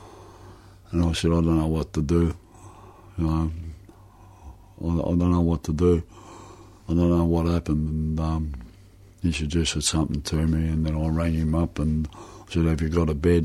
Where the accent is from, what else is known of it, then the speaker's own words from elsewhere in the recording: Footscray, Victoria, Australia; I was born in Footscray